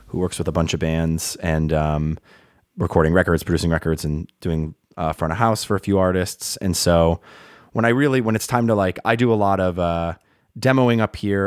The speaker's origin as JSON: {"language": "English", "region": "Rhode Island", "country": "United States", "tie": "born or raised there", "also_born_or_lived": "Brooklyn, New York / Boston, Massachusetts / upstate New York", "moved": "as an adult", "said": "I uh, grew up in Rhode Island"}